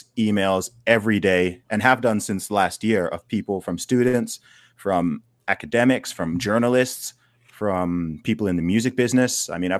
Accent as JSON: {"language": "English", "country": "Saudi Arabia", "tie": "born or raised there", "also_born_or_lived": "England, United Kingdom", "said": "So in terms of where I'm from, I mean, I was born in the UK, in England. I grew up in the Middle East, in Saudi Arabia. I went to school there for a while, which is why I don't really sound English."}